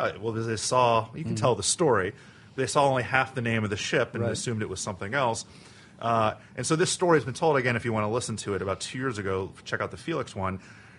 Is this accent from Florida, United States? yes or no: yes; Miami, Florida, United States; The listeners know I'm from Miami.